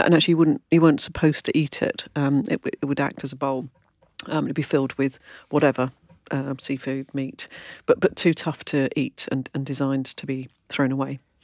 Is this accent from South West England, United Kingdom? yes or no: no; London, United Kingdom; I come from London